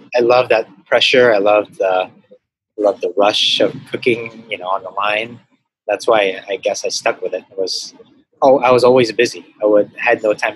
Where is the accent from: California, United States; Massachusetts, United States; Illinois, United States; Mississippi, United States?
California, United States; Los Angeles; moved away as an adult; also born or lived in Hong Kong; now in Manila, Philippines; I grew up in the Valley. So mostly all my friends in high school were Mexican. So from San Fernando Valley.